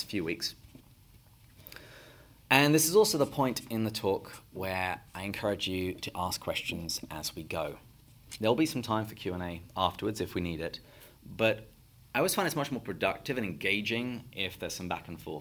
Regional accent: England, United Kingdom; moved away as an adult; now in United States; I'm not originally from the United States. I'm from England.

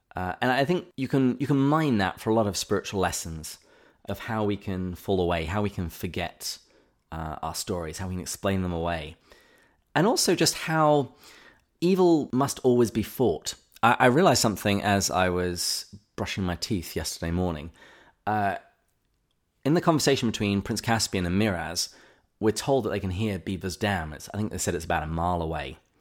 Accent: England, United Kingdom; growing up in England

